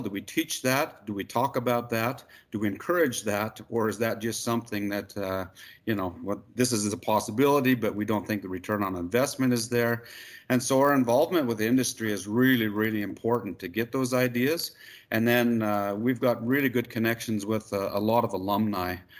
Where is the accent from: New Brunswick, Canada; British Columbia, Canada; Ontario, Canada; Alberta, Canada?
Alberta, Canada; Magrath; also born or lived in Saskatoon, Saskatchewan; I'm from McGrath. I grew up on a ranch out here